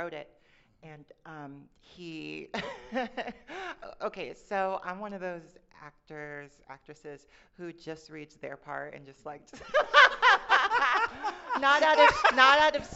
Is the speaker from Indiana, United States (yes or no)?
yes; Fort Wayne, Indiana, United States; I'm from Mike Pence country. I'm from Fort Wayne, Indiana